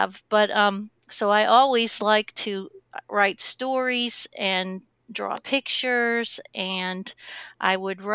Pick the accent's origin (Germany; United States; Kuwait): United States; Pittsburgh, Pennsylvania; I grew up in Pittsburgh